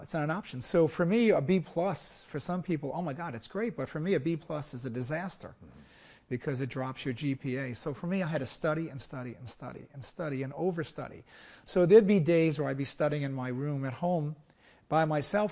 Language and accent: English; Brooklyn, New York, United States; also born or lived in Naples, Italy; I grew up in Brooklyn, New York. I was actually born in Naples, Italy